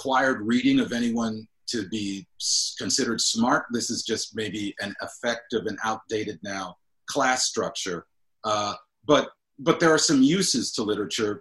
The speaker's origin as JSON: {"language": "English", "town": "Cleveland Heights", "region": "Ohio", "country": "United States", "tie": "born or raised there", "also_born_or_lived": "Akron, Ohio", "said": "a lot of mixed race people were living in my hometown of Cleveland Heights"}